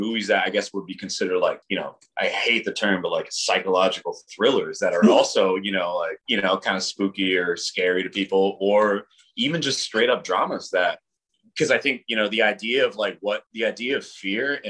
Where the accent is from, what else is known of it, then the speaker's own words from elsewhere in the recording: Rhode Island, United States; I lived in Rhode Island